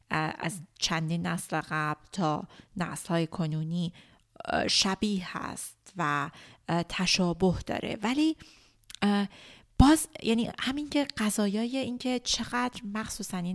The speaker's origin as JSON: {"language": "Persian", "country": "Iran", "tie": "born or raised there", "said": "توی ایران بزرگ شدم چون من خیلی شدید یاد گرفتم که اگه بخوام موفق باشم اگه بخوام مستقل باشم به با عنوان یک زن ایرانی باید سرمو بندازم پایین"}